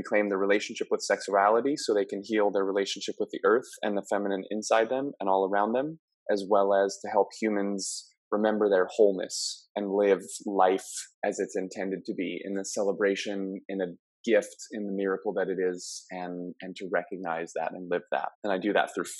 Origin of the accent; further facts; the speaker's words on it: Maui, Hawaii, United States; moved away as an adult; I'm originally born and raised on Maui